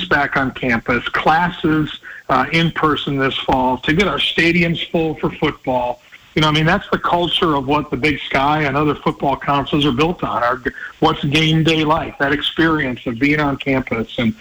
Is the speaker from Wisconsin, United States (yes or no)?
yes; La Crosse, Wisconsin, United States; now in Utah, United States; my hometown of La Crosse, Wisconsin